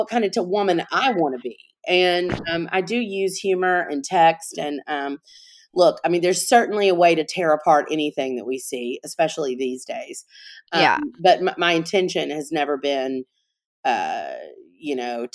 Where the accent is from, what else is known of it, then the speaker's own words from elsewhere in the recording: Montgomery, Alabama, United States; now in New Orleans, United States; I'm originally from Montgomery, Alabama. So I'm not originally from Louisiana